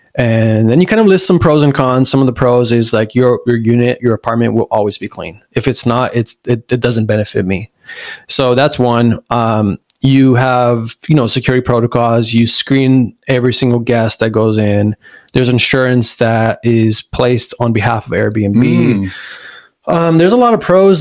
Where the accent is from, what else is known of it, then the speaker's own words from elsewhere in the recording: La Puente, California, United States; also born or lived in Pomona / Diamond Bar; I, I honestly would say we grew up in La Puente